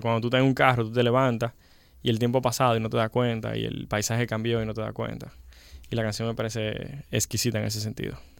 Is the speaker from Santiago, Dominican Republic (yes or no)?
yes; Santiago de los Caballeros, Santiago, Dominican Republic; accent: Dominican; Realmente nací en el Rincón Largo. Y eh, y me crié como hasta los 12 en el Rincón Largo y luego eh, nos mudamos a Gurabo